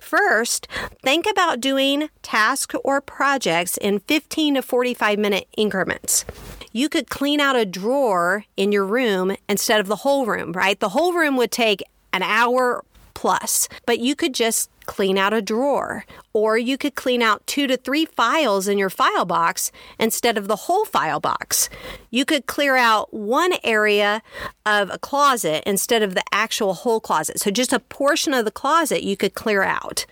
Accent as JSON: {"language": "English", "region": "Kansas", "country": "United States", "tie": "born or raised there", "also_born_or_lived": "Texas"}